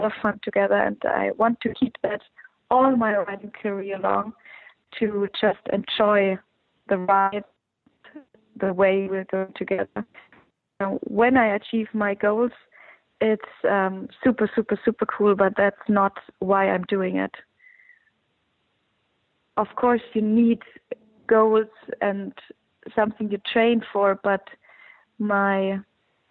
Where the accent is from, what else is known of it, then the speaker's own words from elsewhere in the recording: Germany; in Aachen, in my home country.